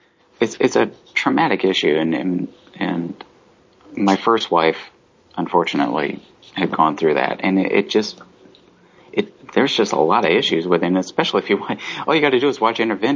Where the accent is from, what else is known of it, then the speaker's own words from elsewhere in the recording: Tennessee, United States; Growing up in Tennessee, it was a little creepy.